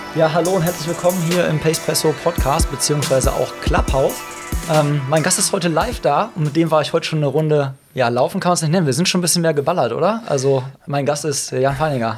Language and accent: German; Hagen, North Rhine-Westphalia, Germany; in meiner Heimatstadt Hagen